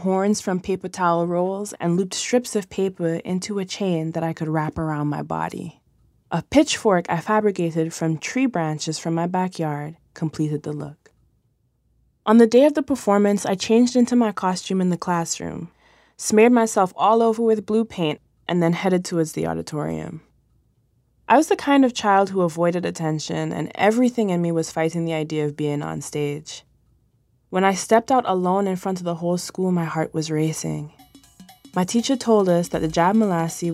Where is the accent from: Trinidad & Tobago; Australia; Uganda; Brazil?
Trinidad & Tobago; moved away as an adult; now in United States; I grew up in Trinidad, but my father and mother are from Jamaica and Guyana, respectively.